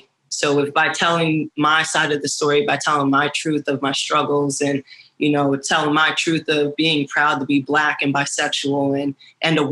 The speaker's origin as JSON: {"language": "English", "town": "Broomall", "region": "Pennsylvania", "country": "United States", "tie": "born or raised there", "moved": "as an adult", "lives_now": "Washington, D.C., United States", "said": "I grew up right outside of Philly."}